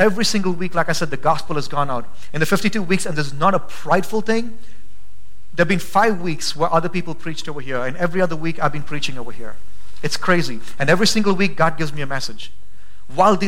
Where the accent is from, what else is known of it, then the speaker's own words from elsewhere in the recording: India; now in Boise, United States; I'm from India.